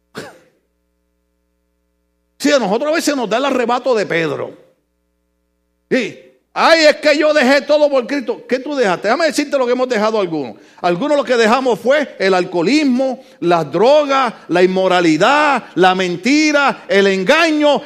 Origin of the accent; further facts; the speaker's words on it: Ponce, Puerto Rico; moved away; Yo jovencito en mi país en un lugar que se llama La Concha Acústica en Ponce